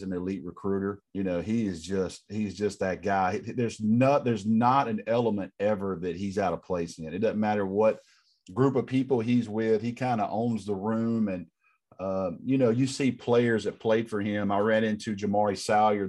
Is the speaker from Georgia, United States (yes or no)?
yes; Rome, Georgia, United States; my hometown in Rome, Georgia